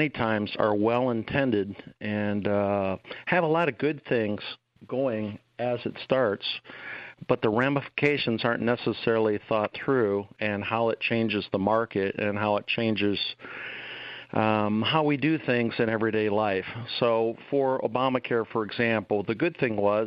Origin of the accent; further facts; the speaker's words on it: Perrysburg, Ohio, United States; moved away as an adult; also born or lived in Greenville, South Carolina; I'm from Northwest Ohio. I grew up in rural Perrysburg